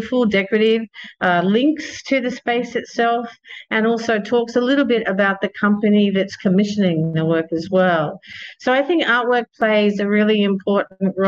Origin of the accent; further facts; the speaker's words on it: Australia; moved away; I'm from Australia, and when I was living and working in Australia, I was making products.